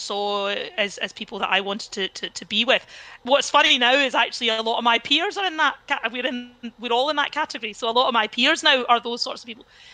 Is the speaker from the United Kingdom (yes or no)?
yes; Cumbernauld, Scotland, United Kingdom; I grew up in Cumbernauld, went to the local state school